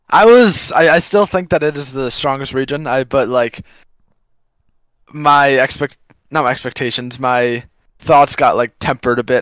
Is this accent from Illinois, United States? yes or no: yes; Chicago, Illinois, United States; born or raised there